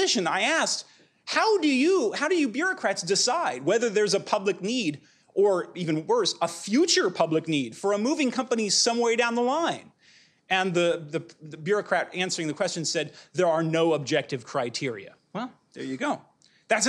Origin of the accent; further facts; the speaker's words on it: Pasadena, California, United States; I'm from Pasadena